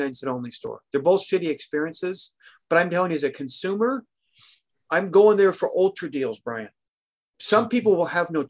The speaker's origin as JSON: {"language": "English", "town": "Portland", "region": "Oregon", "country": "United States", "tie": "born or raised there", "also_born_or_lived": "Seattle, Washington", "said": "I was born in Seattle. Boom. Okay. Grew up in Portland. Boom. Lived in San Diego."}